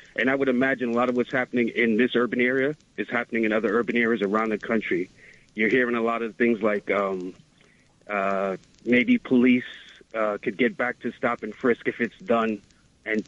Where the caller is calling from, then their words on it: New York City, New York, United States; I'm calling from the Bronx